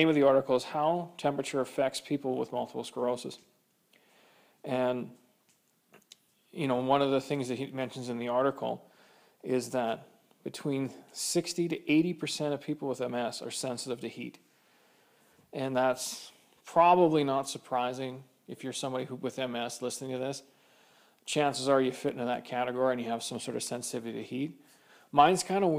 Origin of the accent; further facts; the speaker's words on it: Kamloops, British Columbia, Canada; now in Edmonton, Canada; growing up in Kamloops, it's a semi-desert.